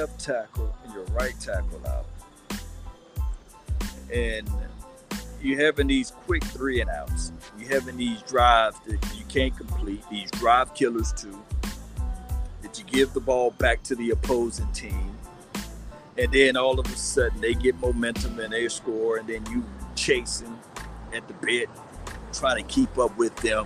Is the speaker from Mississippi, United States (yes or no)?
yes; Natchez, Mississippi, United States; my hometown, Natchez, Mississippi.